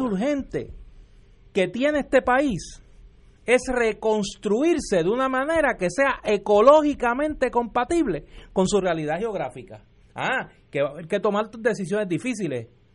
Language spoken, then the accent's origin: Spanish; Puerto Rico; en Puerto Rico nosotros hemos vivido